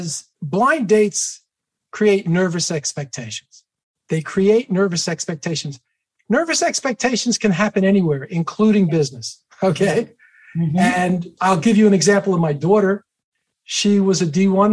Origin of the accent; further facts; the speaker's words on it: New York, United States; I grew up in New York.